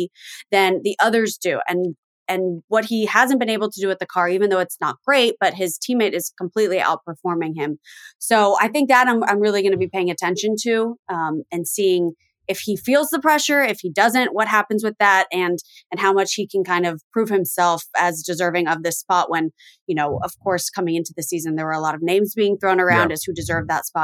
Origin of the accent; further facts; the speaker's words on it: Miami, Florida, United States; I grew up in Miami, born and raised